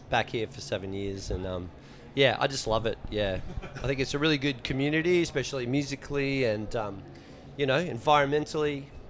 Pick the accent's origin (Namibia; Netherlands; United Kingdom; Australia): Australia; Brisbane, Queensland; from Brisbane